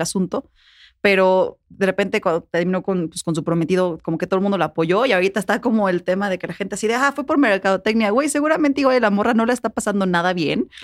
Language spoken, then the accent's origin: Spanish; Puebla, Mexico; moved away as an adult; now in Mexico City, Mexico; yo soy de Puebla